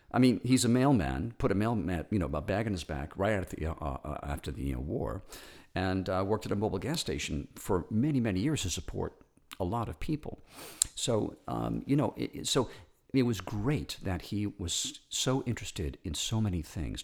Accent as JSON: {"language": "English", "region": "New York", "country": "United States", "tie": "born or raised there", "also_born_or_lived": "Hollywood", "moved": "yes", "said": "I was born in New York to a large Italian-American"}